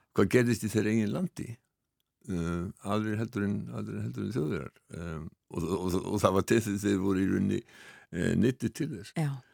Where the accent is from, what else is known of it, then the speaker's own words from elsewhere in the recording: Iceland; við Íslendingar